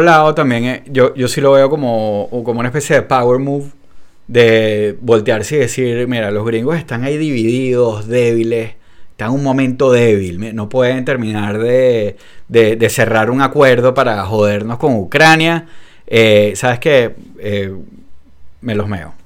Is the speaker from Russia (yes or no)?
no; Venezuela; a nosotros en Venezuela